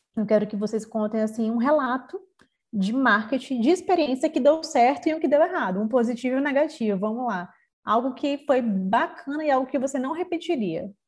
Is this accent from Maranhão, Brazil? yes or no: yes; São Luís, Maranhão, Brazil; eu sou aqui de São Luís do Maranhão